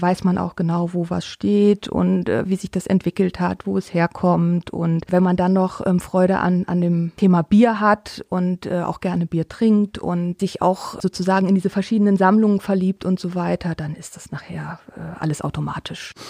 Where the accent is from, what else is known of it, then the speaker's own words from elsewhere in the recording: Northern Germany, Germany; moved away as an adult; also born or lived in Trier; now in Bitburg, Germany; Ich komme normalerweise aus Norddeutschland und bin dann sozusagen hier hängen geblieben